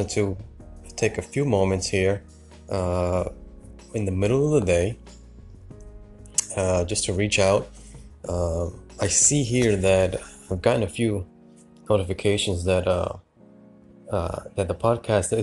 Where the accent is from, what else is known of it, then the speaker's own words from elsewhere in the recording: New York City, New York, United States; I'm originally from New York City.